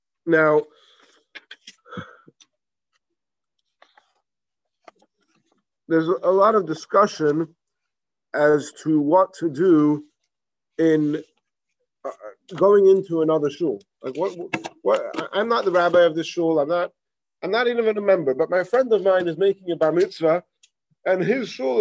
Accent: England, United Kingdom; moved away; I remember in growing up in England, you have all the United Synagogue.

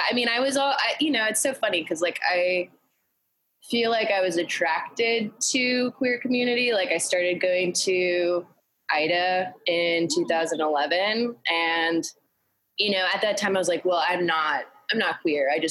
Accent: Greensboro, North Carolina, United States; now in New York, United States; I grew up in Greensboro, North Carolina

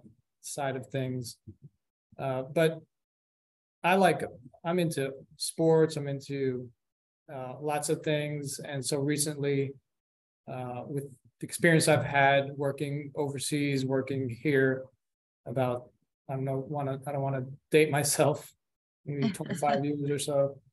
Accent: New Jersey, United States; born there; also born or lived in Colombia; now in Houston, United States; I was born in New Jersey. My family's from Colombia. My parents were born there. I was raised half there, half here in grade school, but mainly been in Houston since my senior year in high school.

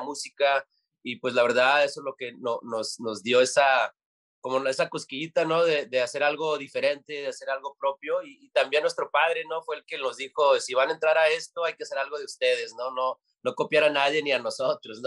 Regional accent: United States; siendo nacidos aquí en los Estados Unidos

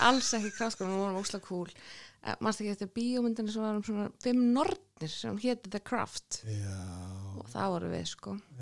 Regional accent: Reykjavík, Capital Region, Iceland; Vesturbær Reykjavík, K.R. og allt þetta.

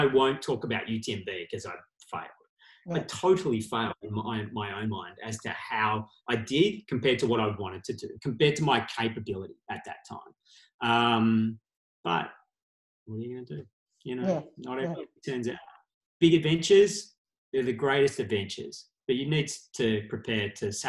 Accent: Australia; we are Australian and just can come back to Australia

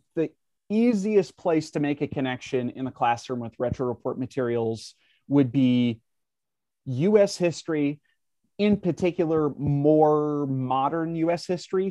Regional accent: Minnesota, United States; now in Wisconsin, United States; I live in Wisconsin, but I, I grew up in Minnesota

